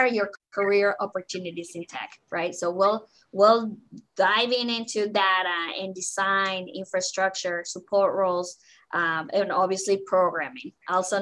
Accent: Mexico; English is a second language; now in Council Bluffs, United States; I was born and raised in Mexico.

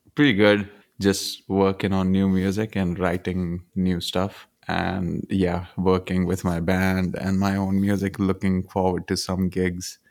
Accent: Punjab, India; moved away; also born or lived in Nigeria / Zimbabwe; I grew up in India, in Punjab, but I've also lived in different places. I've also lived in Nigeria, Zimbabwe, and mostly grew up in Punjab

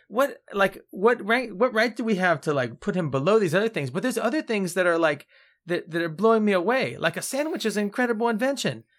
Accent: United States; as an American

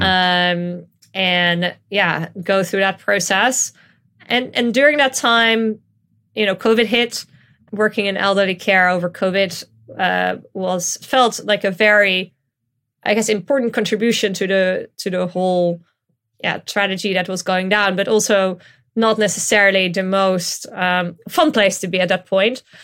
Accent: Netherlands; now in London, United Kingdom; I grew up in the Netherlands

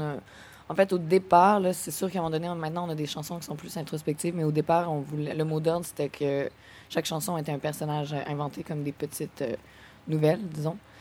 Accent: Quebec City, Quebec, Canada; Moi, je viens de Québec

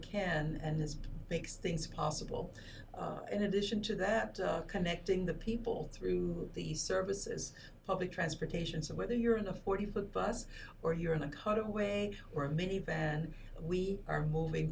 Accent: Panama; moved away as an adult; also born or lived in Peoria, Illinois / Chicago / Washington, D.C. / New York; now in United States; I'm originally from Panama

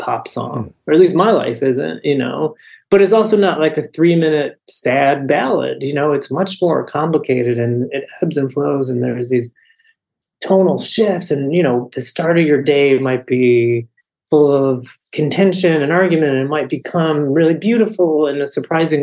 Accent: United States; growing up in America in the second half of the 20th century

